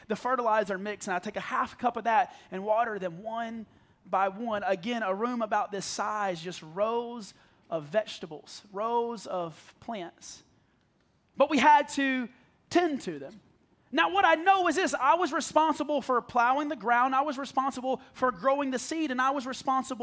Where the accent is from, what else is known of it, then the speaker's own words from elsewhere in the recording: South Carolina, United States; I grew up in the middle of nowhere, South Carolina